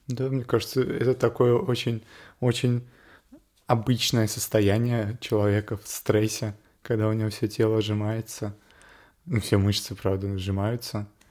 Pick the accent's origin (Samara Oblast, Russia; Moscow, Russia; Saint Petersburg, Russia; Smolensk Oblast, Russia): Moscow, Russia; Я родился и вырос в Москве